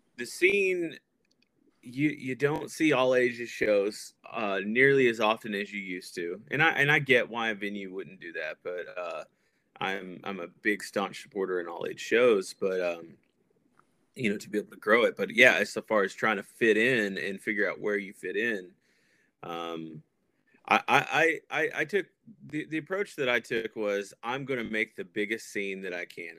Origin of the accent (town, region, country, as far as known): Paris, Texas, United States; born or raised there; moved away as an adult; also born or lived in North Carolina / Tennessee; now in Columbus, United States